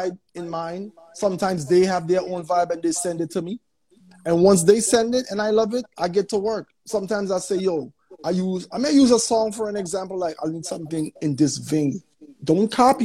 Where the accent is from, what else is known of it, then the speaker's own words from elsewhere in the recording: St. Vincent & Grenadines; I'm from St. Vincent and the Grenadines